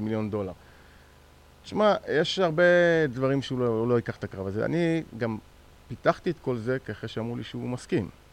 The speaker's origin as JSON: {"language": "Hebrew", "country": "Israel", "said": "אנחנו מישראל"}